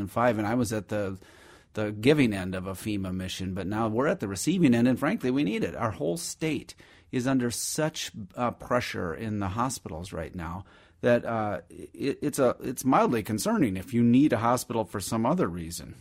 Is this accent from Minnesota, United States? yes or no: yes; Minnesota, United States; also born or lived in Madison, Wisconsin; we came over to Minnesota when I was just a, literally an infant or a toddler